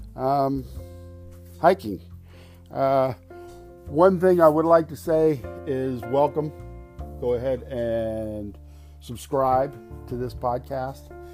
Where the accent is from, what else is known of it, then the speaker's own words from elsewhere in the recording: Charleston, South Carolina, United States; I am from Charleston, South Carolina.